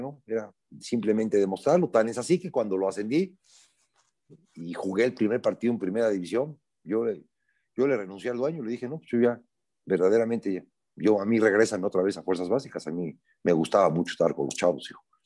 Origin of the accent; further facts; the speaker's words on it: Puebla, Mexico; Yo soy un poblano de 62 años que toda mi vida he estado involucrado en el fútbol, en particular en Puebla, aquí vivo aquí siempre he vivido